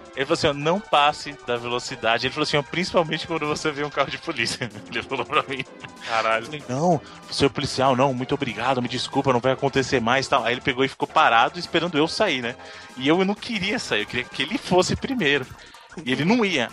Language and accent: Portuguese; Brazil; eu sou do Brasil, de novo, né, eu sou do Brasil